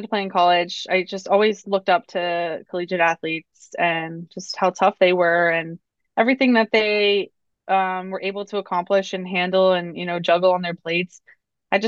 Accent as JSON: {"language": "English", "area": "Lancaster County", "region": "Pennsylvania", "country": "United States", "tie": "born or raised there", "said": "I grew up in Lancaster County, Pennsylvania, so Amish country"}